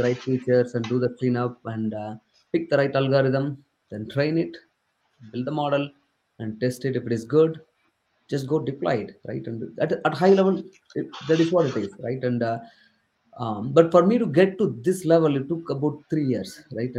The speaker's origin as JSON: {"language": "English", "region": "southern India", "country": "India", "tie": "born or raised there", "second_language": "English", "said": "English is not my native language. I come from southern part of India, and entire my schooling was in Tamil"}